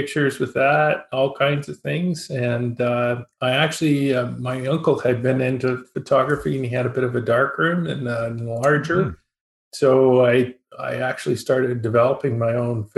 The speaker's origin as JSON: {"language": "English", "town": "High River", "region": "Alberta", "country": "Canada", "tie": "born or raised there", "said": "I'm an Albertan. I was born in High River, Alberta, which is not so far from Calgary. It's just south of Calgary. Small town boy."}